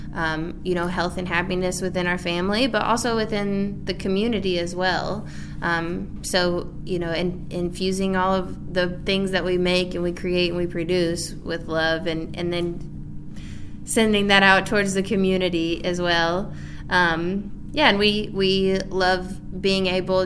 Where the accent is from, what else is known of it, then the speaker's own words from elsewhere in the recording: Maryville, Tennessee, United States; also born or lived in Walland, Tennessee; I was born and raised in Maryville